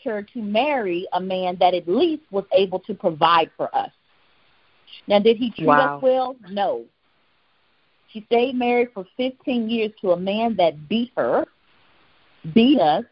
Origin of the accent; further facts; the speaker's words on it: Houston, Texas, United States; I grew up in Houston, Texas